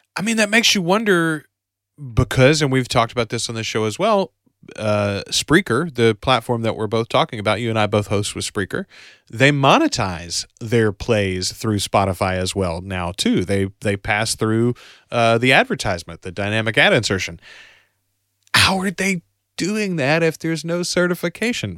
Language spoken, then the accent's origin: English; the South, Southern United States, United States; as a Southerner myself, as, as a good old country boy myself